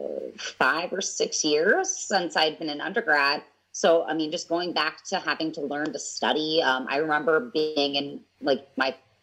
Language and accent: English; Southern California, United States; moved away as an adult; also born or lived in Atlanta, Georgia / Los Angeles / Chicago / Memphis; I'm from Southern California